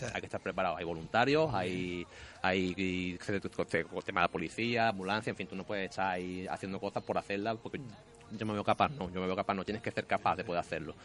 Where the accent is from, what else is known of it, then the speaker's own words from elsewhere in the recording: Morón de la Frontera, Andalusia, Spain; nosotros que somos de Morón